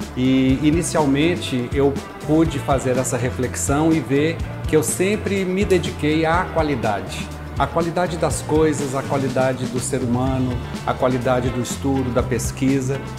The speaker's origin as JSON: {"language": "Portuguese", "country": "Brazil", "said": "Eu sou bem brasileiro"}